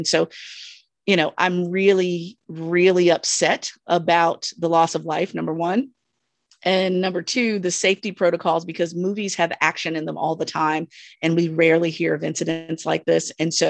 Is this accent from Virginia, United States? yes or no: yes; Virginia, United States; I'm from Southern Virginia, so I'm used to all this